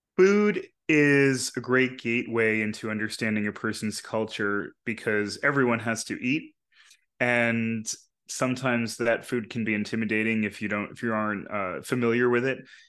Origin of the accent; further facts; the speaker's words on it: New York, United States; the people I grew up around in New York